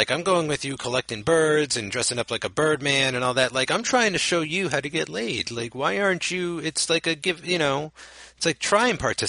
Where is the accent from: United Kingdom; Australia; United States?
United States; New Jersey; I'm just from New Jersey.